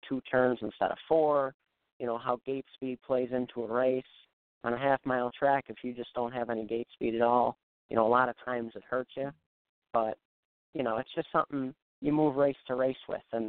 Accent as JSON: {"language": "English", "town": "Buffalo", "region": "New York", "country": "United States", "tie": "born or raised there", "said": "growing up in the Buffalo area"}